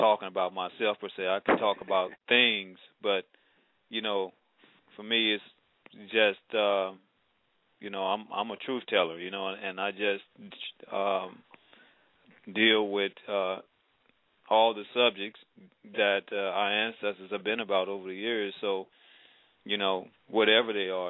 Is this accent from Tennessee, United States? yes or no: yes; Tennessee, United States; moved away; also born or lived in Arkansas / Mississippi; I'm from the South originally, Tennessee. We've lived around Tennessee, Arkansas, Mississippi, and all